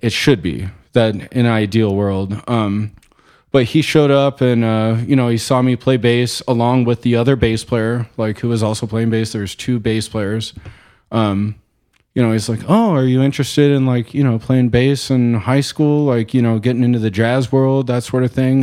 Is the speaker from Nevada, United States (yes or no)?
no; Chino Valley, Arizona, United States; also born or lived in Glendale, Arizona; I grew up in Chino Valley, small town